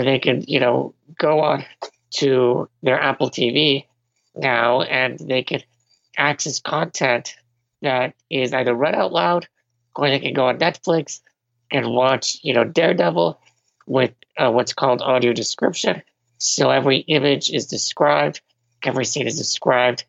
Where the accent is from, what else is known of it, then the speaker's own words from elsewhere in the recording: Venezuela; I was born in Venezuela